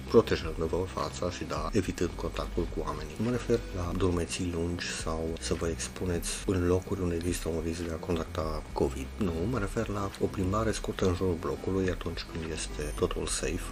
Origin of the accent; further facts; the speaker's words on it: Oradea, Bihor County, Romania; am 49 de ani, sunt din Oradea